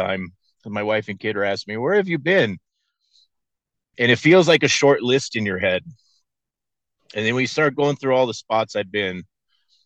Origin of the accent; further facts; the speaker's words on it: San Dimas, California, United States; now in Reno, United States; I live in Reno, Nevada. And I grew up in Southern California. I grew up in San Dimas